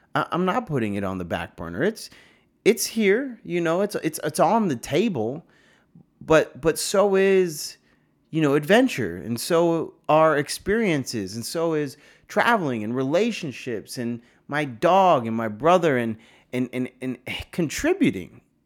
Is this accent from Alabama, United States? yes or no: no; New York, United States; I'm from a small town like yeah I'm from New York